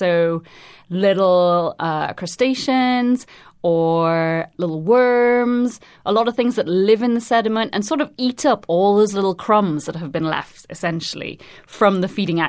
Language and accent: English; Trinidad & Tobago; now in London, United Kingdom; I'm originally from Trinidad and Tobago, but I'm currently based at the Natural History Museum in London.